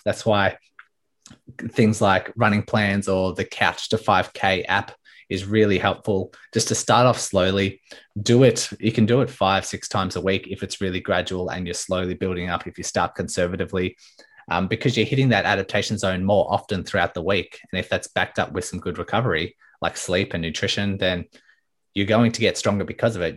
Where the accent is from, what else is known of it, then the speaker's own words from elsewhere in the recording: Melbourne, Victoria, Australia; So I'm from Melbourne, Australia